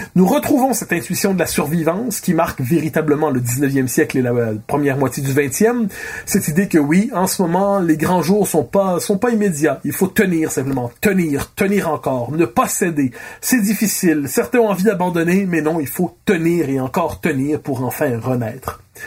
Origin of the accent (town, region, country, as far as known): Quebec, Canada